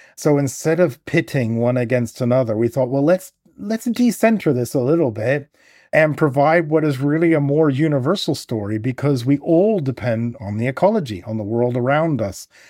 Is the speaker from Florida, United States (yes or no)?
no; Oklahoma, United States; now in England; I grew up in Oklahoma